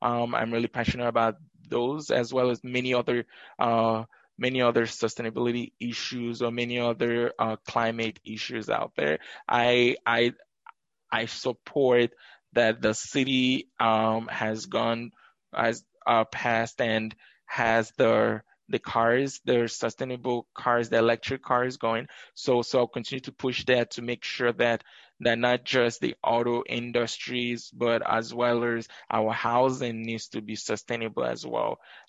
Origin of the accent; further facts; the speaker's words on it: Madison, Wisconsin, United States; I grew up here in Madison, from going to River Food Pantry to graduating from Madison East High School.